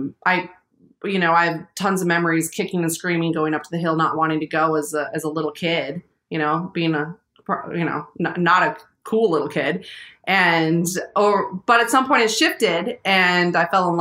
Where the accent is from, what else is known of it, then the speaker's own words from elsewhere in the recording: Missoula, Montana, United States; I grew up in Missoula.